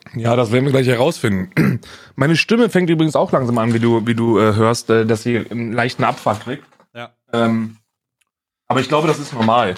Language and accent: German; Northern Hesse, Germany; Ich bin ja in Hessen aufgewachsen, in Nordhessen